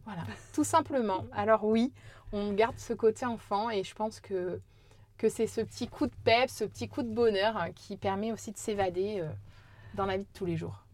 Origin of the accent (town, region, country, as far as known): Corrèze, Nouvelle-Aquitaine, France